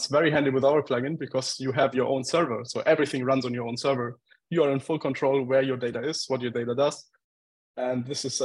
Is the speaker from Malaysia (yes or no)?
no; Germany; moved away; I'm from Germany originally